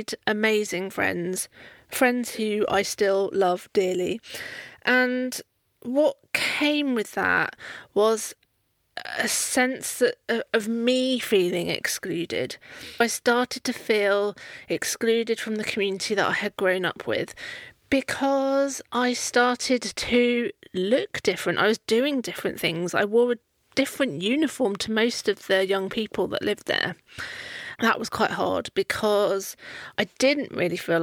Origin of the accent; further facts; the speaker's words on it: Poole, South West England, United Kingdom; I grew up in Poole in Dorset